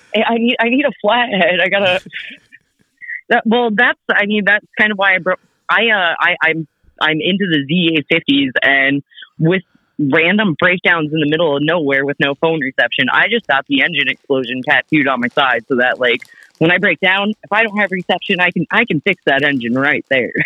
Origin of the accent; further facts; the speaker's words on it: South Dakota, United States; also born or lived in Sioux Falls, South Dakota / California; there was one in my hometown when I was a kiddo, just pure South Dakota.